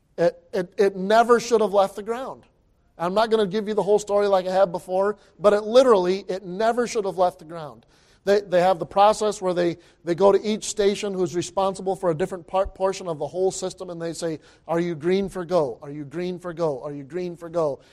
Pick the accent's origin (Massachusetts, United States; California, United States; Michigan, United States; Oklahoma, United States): Michigan, United States; I grew up in Michigan